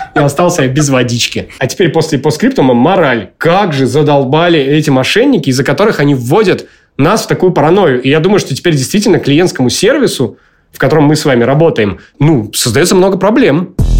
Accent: Murmansk, Murmansk Oblast, Russia; как я из Мурманска

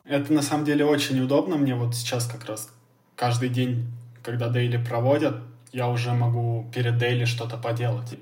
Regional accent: Russia; ты им говоришь, что ты из России

